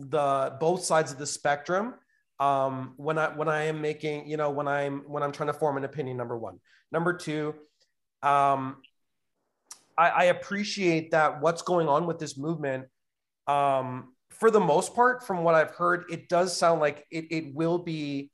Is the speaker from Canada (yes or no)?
yes; Canada; I love being a Canadian